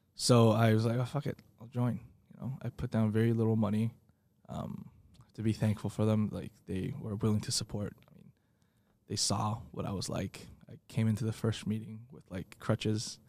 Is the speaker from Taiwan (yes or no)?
yes; Taiwan; moved away as an adult; now in United States; growing up in Taiwan